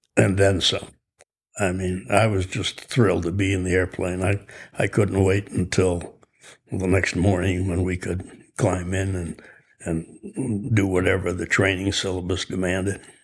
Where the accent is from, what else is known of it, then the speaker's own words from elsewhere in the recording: Chicago, Illinois, United States; also born or lived in Skokie, Illinois; I was born in Chicago. In sixth grade, we moved to Skokie, Illinois